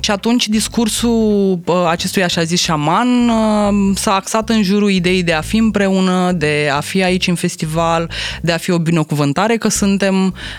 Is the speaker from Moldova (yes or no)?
no; Romania; noi ca români